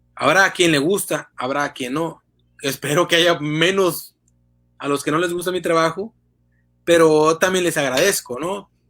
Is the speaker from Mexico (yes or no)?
yes; Tamaulipas, Mexico; un periodista tamaulipeco